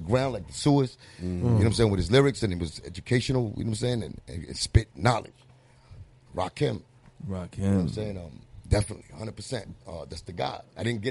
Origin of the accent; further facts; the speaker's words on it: New York City, New York, United States; English is a second language; also born or lived in Cuba / Puerto Rico / Florida; I grew up in the Bronx